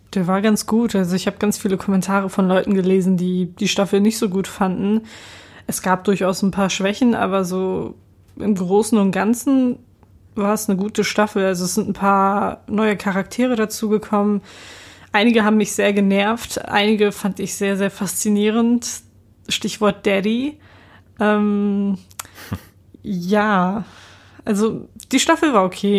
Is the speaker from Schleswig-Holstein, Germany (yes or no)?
no; Hamburg, Germany; dass ich aus Hamburg komme